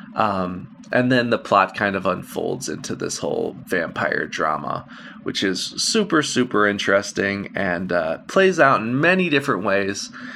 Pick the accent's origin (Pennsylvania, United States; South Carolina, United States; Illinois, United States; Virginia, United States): Illinois, United States; Chicago; I'm from the Chicagoland area